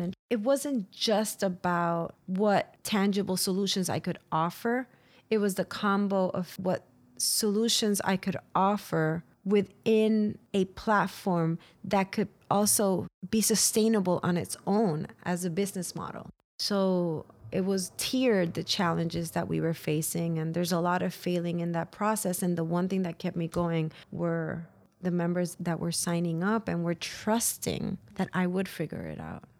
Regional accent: San Juan, Puerto Rico; moved away; I was born and raised in San Juan, Puerto Rico

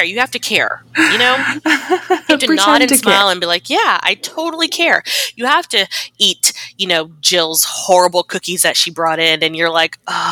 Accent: United States; I'm American

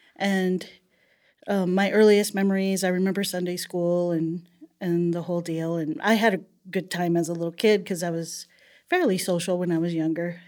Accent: El Paso, Texas, United States; I was born in El Paso, Texas, and I'm the oldest of seven children

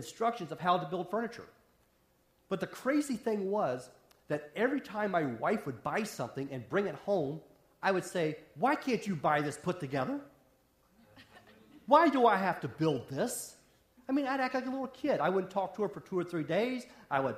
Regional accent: West Virginia, United States; moved away; also born or lived in Wisconsin; I grew up in the hills of West Virginia

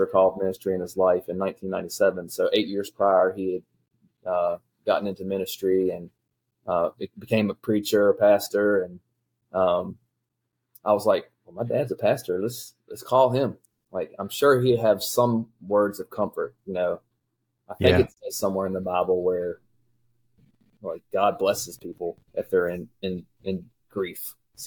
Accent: Shenandoah Valley, Virginia, United States; I grew up here in the Shenandoah Valley, went to Spotswood High School, grew up in a loving family

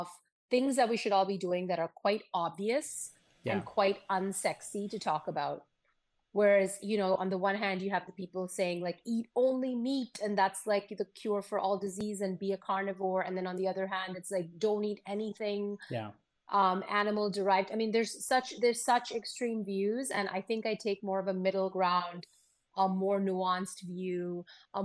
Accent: Pune, Maharashtra, India; now in United States; My family is Sindhi, but we grew up, you know, in Pune. So like I speak Marathi, I love Maharashtrian food.

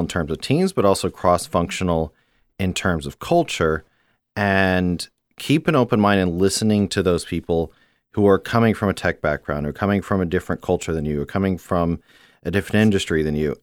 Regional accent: Houston, Texas, United States; moved away as an adult; also born or lived in Beijing / Shanghai / Hong Kong / Japan; Growing up in Houston

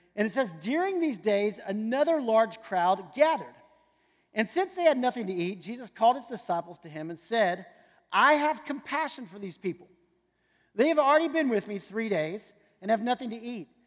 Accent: San Antonio, Texas, United States; I grew up in San Antonio, Texas

